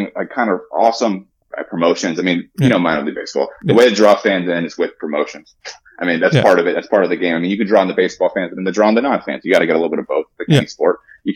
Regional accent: Indianapolis, Indiana, United States; I'm from Indianapolis

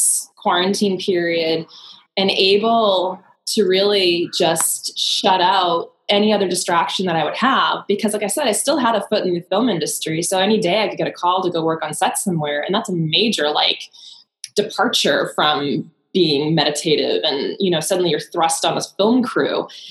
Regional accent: East Coast, United States; I'm going to say this, but I'm going to preface it with, I am very much East Coast.

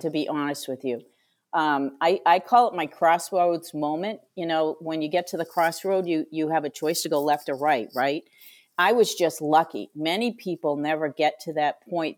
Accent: Franklin, Massachusetts, United States; I grew up in Franklin, Massachusetts

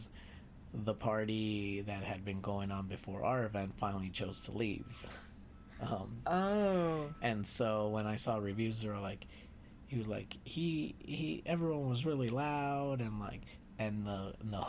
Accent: Los Angeles, California, United States; moved away; also born or lived in New Orleans; growing up Mexican and how, like, growing up in East

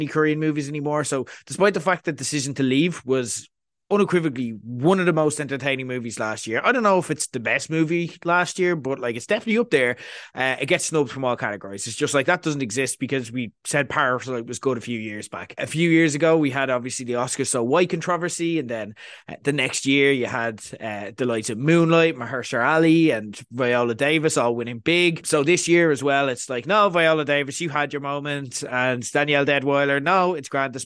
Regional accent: Ireland

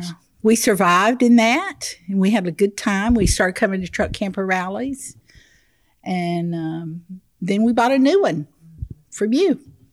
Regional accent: Navasota, Texas, United States; We're from Navasota.

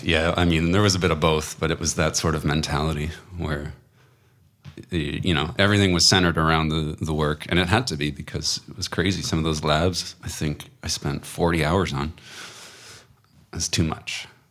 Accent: Waterloo, Ontario, Canada; I was actually from Waterloo. It was a home birth

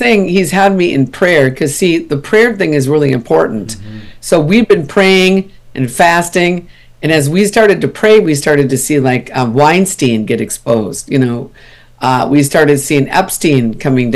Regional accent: Minnesota, United States; also born or lived in Texas; now in California, United States; I'm from Minnesota originally

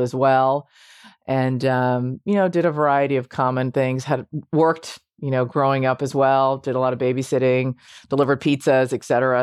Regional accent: Washington, District of Columbia, United States; I, uh, grew up m, primarily in Washington, D C

